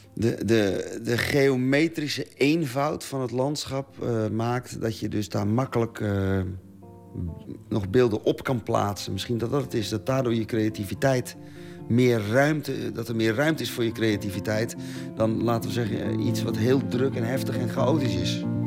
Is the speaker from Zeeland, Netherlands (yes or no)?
yes; Zeeland, Netherlands; als Zeeuw